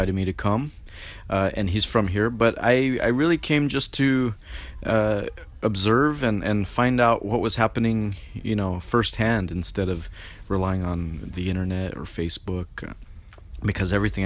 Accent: United States; now in Albuquerque, United States; I'm based out of Albuquerque, New Mexico. I'm from the Navajo Nation

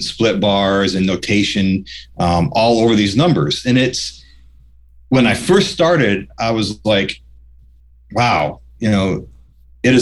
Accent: New York, United States; moved away; I was this kid from New York

